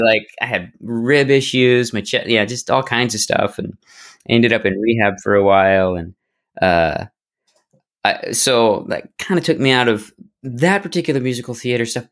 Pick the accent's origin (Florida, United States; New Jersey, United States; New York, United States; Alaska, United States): Alaska, United States; Barrow; I grew up in Alaska. Whoa. And uh, Barrow, Alaska